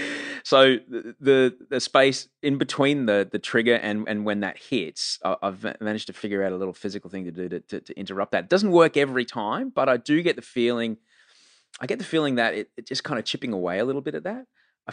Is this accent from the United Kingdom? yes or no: no; Brisbane, Queensland, Australia; I came from Brisbane, man.